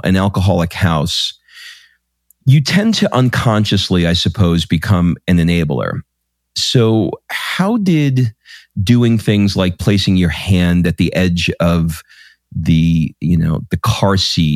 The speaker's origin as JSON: {"language": "English", "region": "New York", "country": "United States", "tie": "born or raised there", "said": "we grew up in New York, and we lived near a beach called Rockaway Beach."}